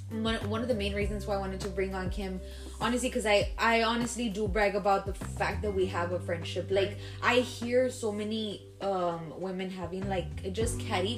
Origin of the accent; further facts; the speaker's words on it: Laredo, Texas, United States; moved away as an adult; also born or lived in Dallas; now in San Antonio, United States; me and you both were born and raised in Laredo, but I left when I was 2015. I moved to Dallas.